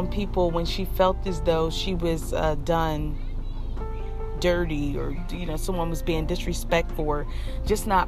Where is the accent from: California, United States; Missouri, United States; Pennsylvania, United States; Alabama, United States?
Pennsylvania, United States; Philadelphia; I grew up in Philadelphia, Pennsylvania